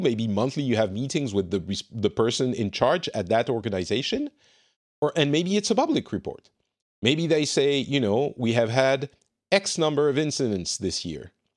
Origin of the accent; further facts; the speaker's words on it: France; I'm from France.